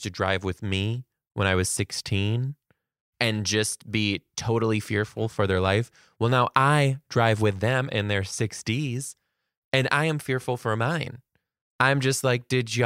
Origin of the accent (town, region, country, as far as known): Detroit, Michigan, United States